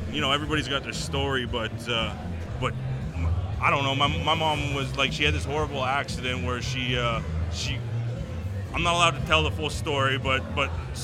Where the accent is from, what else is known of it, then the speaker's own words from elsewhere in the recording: Fort McMurray, Alberta, Canada; born and raised Fort McMurray